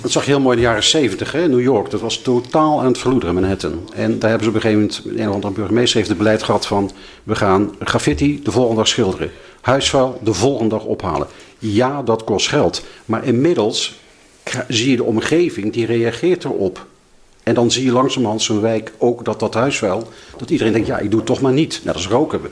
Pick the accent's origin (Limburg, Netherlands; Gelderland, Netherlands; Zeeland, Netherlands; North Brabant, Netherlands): Limburg, Netherlands; now in The Hague, Netherlands; ik ben zelf een Limburger